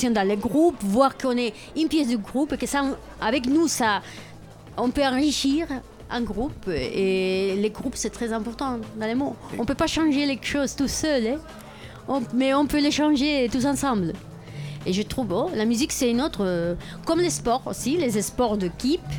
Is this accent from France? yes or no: no; Barcelona, Catalonia, Spain; French is a second language; moved away; je viens de Barcelone